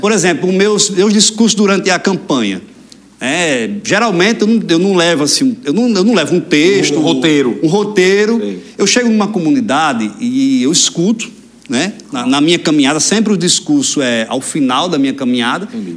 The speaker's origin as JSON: {"language": "Portuguese", "town": "Mossoró", "region": "Rio Grande do Norte", "country": "Brazil", "tie": "born or raised there", "said": "Nasci em Mossoró, maternidade Almeida Castro, né? Uhum mas criado mesmo no sítio Chafariz."}